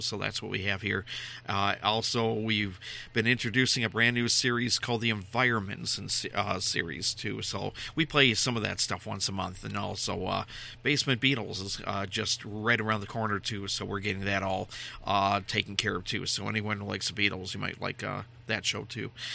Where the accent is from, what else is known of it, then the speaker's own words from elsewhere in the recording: Minnesota, United States; I'm from Minnesota